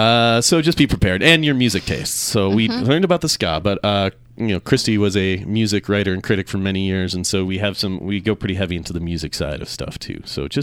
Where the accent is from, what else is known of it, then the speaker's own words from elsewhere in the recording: Minnesota, United States; also born or lived in Seattle; now in Salt Lake City, United States; I grew up in Minnesota and then I came here via Seattle